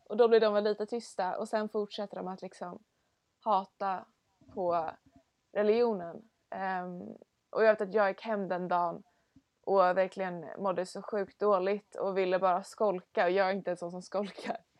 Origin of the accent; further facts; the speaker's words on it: Stockholm, Stockholm County, Sweden; jag kommer från Stockholm